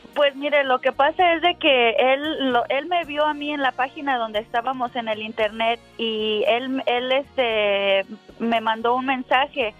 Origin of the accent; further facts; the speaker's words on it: Mexico City, Mexico; yo soy también del Distrito Federal